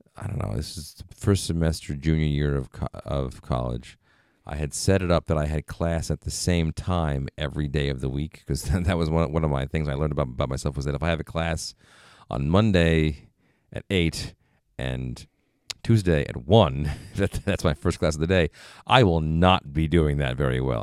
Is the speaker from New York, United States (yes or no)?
yes; New York, United States; moved away as an adult; I was from New York, or at least, you know, were close enough to the city